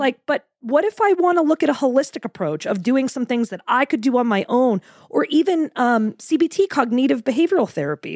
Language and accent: English; Portland, Maine, United States; moved away as an adult; now in Florida, United States; I'm actually, um, from Portland, Maine originally. I, I stayed there right through college